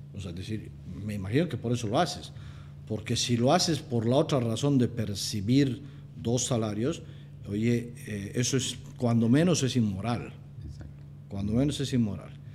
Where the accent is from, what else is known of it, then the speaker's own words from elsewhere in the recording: Cochabamba, Bolivia; moved away as an adult; also born or lived in Mexico; Soy un cochabambino, eh, estoy casado, tengo tres hijos, hijo de una punateña y de un, de un libanés